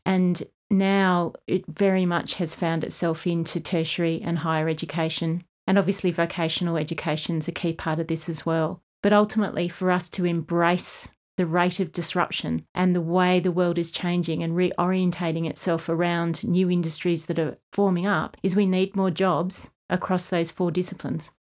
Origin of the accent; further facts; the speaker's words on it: Kununurra, Western Australia, Australia; also born or lived in Asia; now in Armidale, Australia; I was born in the East Kimberley, Kununurra, and then went to boarding school